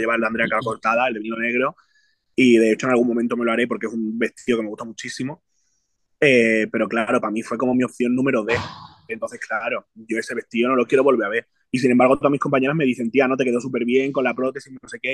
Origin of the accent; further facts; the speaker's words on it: Jerez de la Frontera, Andalusia, Spain; por mis raíces y porque vengo de Jerez